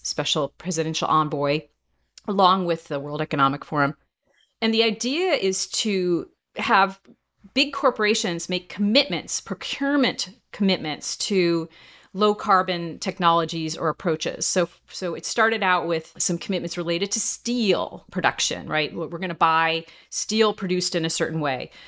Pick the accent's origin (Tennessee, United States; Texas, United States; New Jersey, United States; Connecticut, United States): New Jersey, United States; growing up in New Jersey